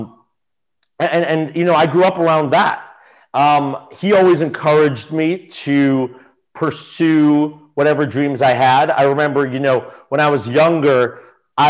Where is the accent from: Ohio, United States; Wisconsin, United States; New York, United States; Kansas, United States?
New York, United States; New York City; Yeah, I grew up on the Upper East Side of Manhattan.